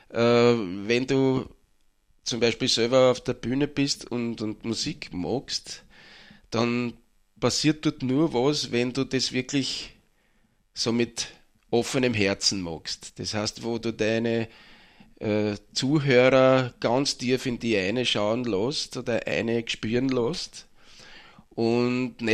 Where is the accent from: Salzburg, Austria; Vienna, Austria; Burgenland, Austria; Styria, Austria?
Burgenland, Austria; Mattersburg; Ich bin ursprünglich aus Mattersburg, ja.